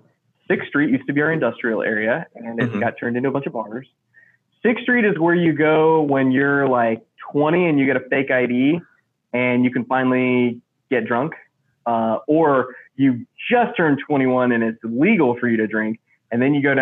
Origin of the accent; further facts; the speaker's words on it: 2.5 hours west of Austin, rural Texas, United States; now in Austin, United States; So I'm not like from Austin. I grew up in the sticks, like 2.5 hours west of Austin. So I'm a kid from the country who finally came to the big city. So I didn't grow up here.